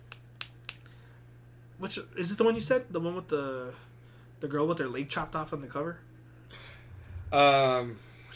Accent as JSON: {"language": "English", "town": "El Paso", "region": "Texas", "country": "United States", "tie": "born or raised there", "said": "a little Mexican kid growing up in El Paso."}